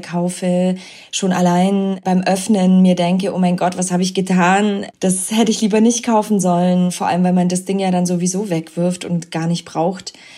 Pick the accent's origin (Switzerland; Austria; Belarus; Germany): Belarus; moved away; Ich komme ja ganz ursprünglich aus Weißrussland, aus der Sowjetunion, aus der ehemaligen. Das heißt, als ich klein war, ich bin 85 geboren